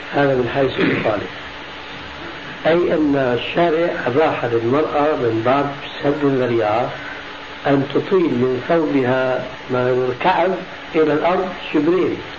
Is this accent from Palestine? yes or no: no; Syria; عندنا في سوريا